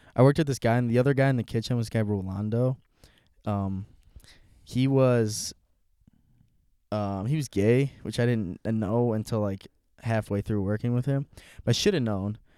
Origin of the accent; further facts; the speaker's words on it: Aurora, United States; I'm from Aurora